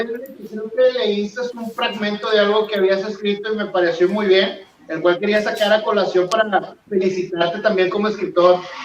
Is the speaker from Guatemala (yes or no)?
no; Mexico; somos latinos, sobre todo mexicanos